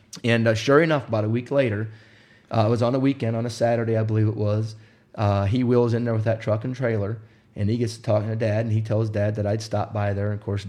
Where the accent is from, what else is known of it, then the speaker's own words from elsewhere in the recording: Wisconsin, United States; also born or lived in Indiana; Well, I grew up in Wisconsin, or I was born in Indiana, and we moved to Wisconsin when I was 5 years old.